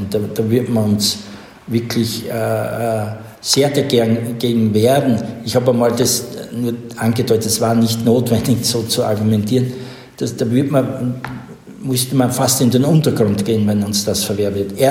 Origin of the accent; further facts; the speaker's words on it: Styria, Austria; ich komme aus Oststeiermark, Südosten Österreichs, an äh, der Grenze, das war damals, da war die Welt aus, Jugoslawien hm. damals, nicht? und ich bin sehr religiös aufgewachsen